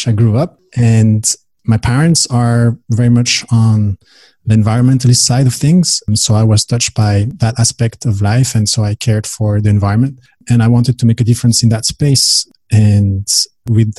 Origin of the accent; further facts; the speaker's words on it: Belgium; moved away as an adult; also born or lived in Dubai; I am from Belgium originally.